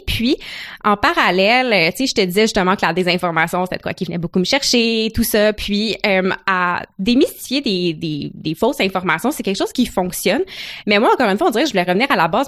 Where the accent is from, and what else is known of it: Gatineau, Quebec, Canada; born or raised there; moved away as an adult; also born or lived in Ottawa; now in Montreal, Canada